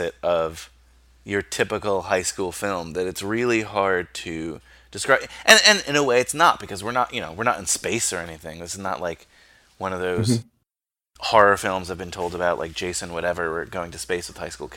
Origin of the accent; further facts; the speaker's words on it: United States; growing up in America, in the suburbs